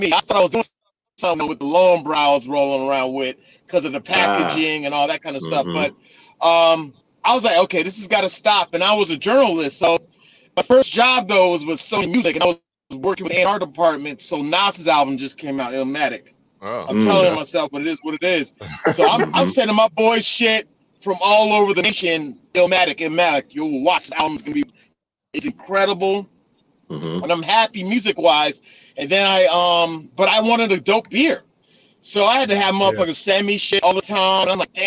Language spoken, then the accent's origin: English; New York, United States; moved away as an adult; now in Atlanta, United States; I'm originally from New York. Moved here to Atlanta